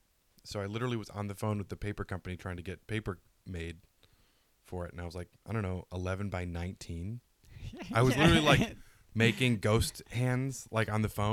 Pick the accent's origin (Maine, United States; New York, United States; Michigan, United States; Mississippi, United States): Michigan, United States; Detroit; moved away as an adult; also born or lived in Worcester, Massachusetts; now in Los Angeles, United States; I'm from Detroit.